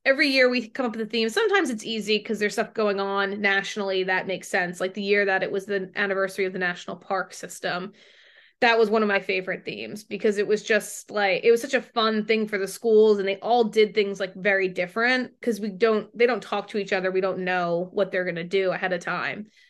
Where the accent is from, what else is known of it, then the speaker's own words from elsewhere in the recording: Ridgewood, New Jersey, United States; I grew up in Ridgewood